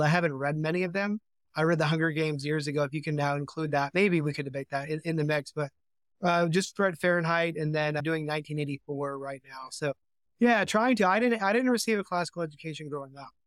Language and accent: English; Oregon, United States; I grew up in Oregon